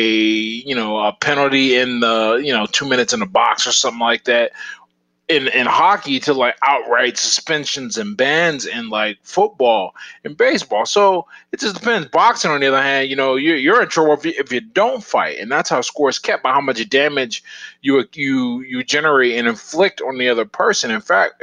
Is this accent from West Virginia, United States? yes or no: no; Pittsburgh, Pennsylvania, United States; Born and raised here. I was born in the Hill District, and then I moved to Northview Heights.